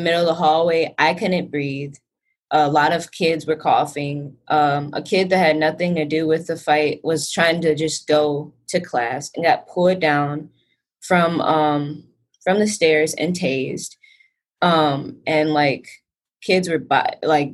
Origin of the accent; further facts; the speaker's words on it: Racine, Wisconsin, United States; growing up in Racine, like, I experienced different cultures all the time